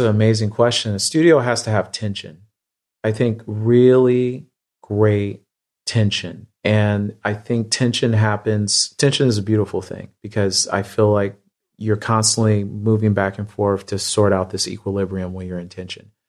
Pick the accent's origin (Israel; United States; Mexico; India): United States; Midwest; I grew up in the Midwest